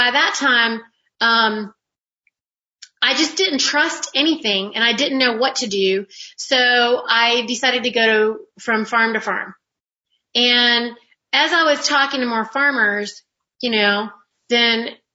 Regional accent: North Carolina, United States; I'm actually a Carolina girl because I was raised in North Carolina.

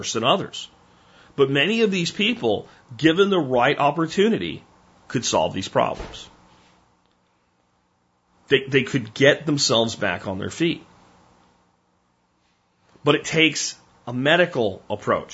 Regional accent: Pottsville, Pennsylvania, United States; I grew up in Pottsville, Pennsylvania. When I was in high school in Pottsville, Pennsylvania

